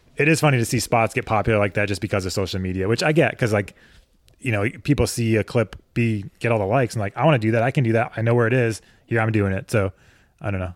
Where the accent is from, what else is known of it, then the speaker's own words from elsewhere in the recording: Connecticut, United States; moved away as an adult; also born or lived in Colorado; I grew up on the East Coast, so in Connecticut